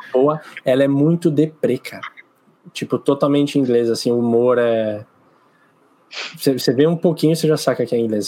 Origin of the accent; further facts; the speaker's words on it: São Paulo, Brazil; de volta para São Paulo, de volta à minha terra